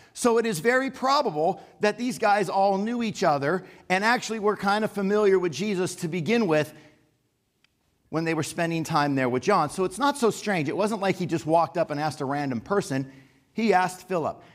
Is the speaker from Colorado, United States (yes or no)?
no; Los Angeles, California, United States; I grew up in the San Fernando Valley